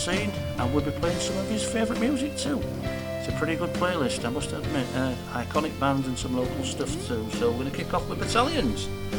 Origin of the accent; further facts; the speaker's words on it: Hull, Yorkshire and the Humber, United Kingdom; moved away; back to my hometown of Hull.